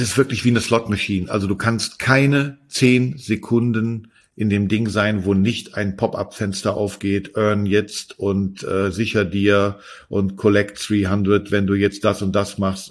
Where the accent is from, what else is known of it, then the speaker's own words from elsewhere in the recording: Berlin, Germany; für mich als Berliner